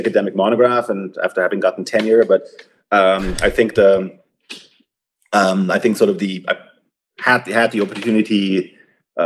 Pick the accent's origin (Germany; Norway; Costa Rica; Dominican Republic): Germany; moved away as an adult; also born or lived in Munich, Germany; now in United States; I grew up in Germany. I did my undergrad equivalent, so to speak, at the University of Munich. I was there for 8 semesters before I came to the US.